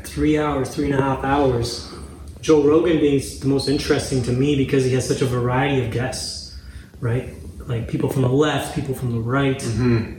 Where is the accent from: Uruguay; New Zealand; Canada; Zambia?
Zambia; I was born in Zambia, Africa, in the in the heart of Africa